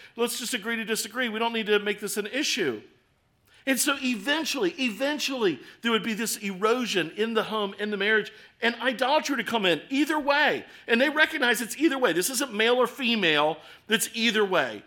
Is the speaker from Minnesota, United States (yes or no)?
no; Baltimore, Maryland, United States; accent: Baltimore; my Baltimore accent